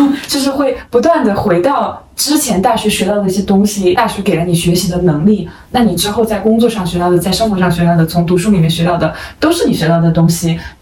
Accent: Wenzhou, Zhejiang, China; moved away; 因为我是温州的，然后温州就有这种经商的传统

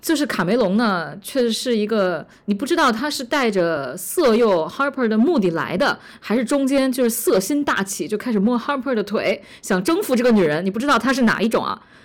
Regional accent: China; 我们中国人

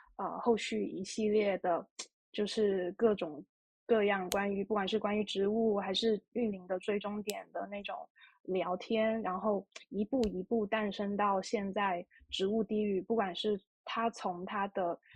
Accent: Guangdong, China; 因为我是出生在广东嘛，然后广东是非常炎热的地区，然后很多蚊子

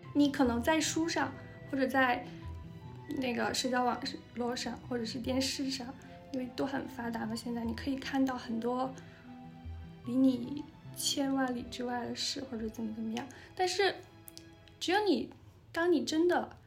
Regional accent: northern China, China; 我是北方人嘛，我本来对高温，而且我们那个地方春，春暖夏凉的

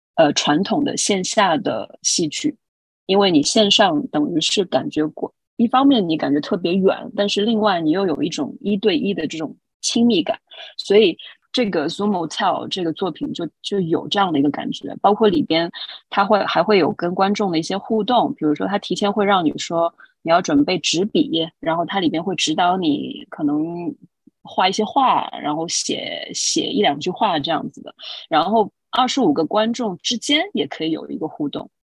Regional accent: Shanghai, China; moved away as an adult; now in New York, United States; 我来自上海，现在呢是住在纽约

